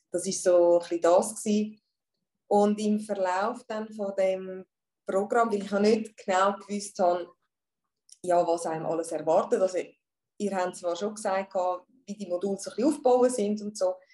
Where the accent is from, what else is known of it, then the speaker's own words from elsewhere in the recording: Zurich, Switzerland; ich bin aus Zürich und ich habe eine Praxis, eine Shiatsu-Praxis in der Altstadt in Zürich.